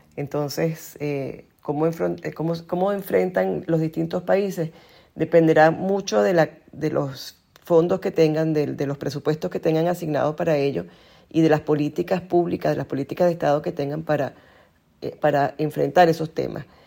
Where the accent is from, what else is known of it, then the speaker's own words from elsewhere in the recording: Venezuela; porque somos sus connacionales